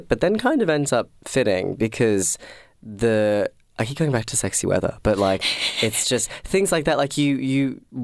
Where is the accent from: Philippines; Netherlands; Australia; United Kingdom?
Australia; Sydney, New South Wales; now in Melbourne, Australia; I'm from Sydney